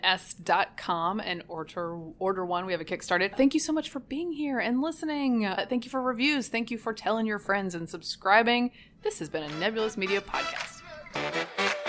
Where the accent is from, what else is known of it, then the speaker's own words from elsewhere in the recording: the American South, United States; moved away as an adult; also born or lived in North Carolina; now in Washington, D.C., United States; I am Southern.